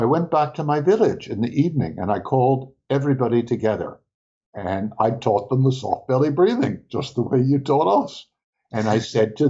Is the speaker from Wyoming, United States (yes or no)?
no; New York City, New York, United States; I grew up in New York City too